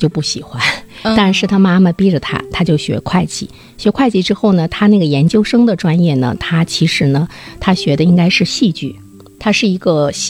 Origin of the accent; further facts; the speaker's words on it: Sichuan, China; 因为我从小呢也是在四川那块儿对长大，